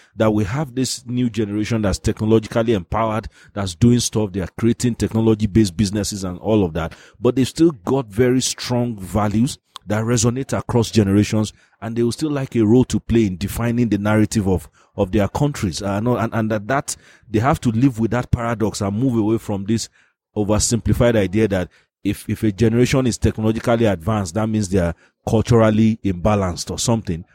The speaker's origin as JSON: {"language": "English", "country": "Nigeria", "said": "I'm a Nigerian"}